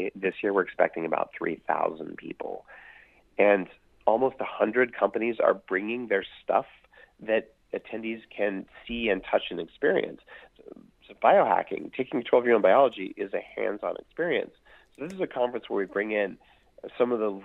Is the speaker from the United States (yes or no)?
yes; Silicon Valley, California, United States; I'm from Silicon Valley where we do it big or we go home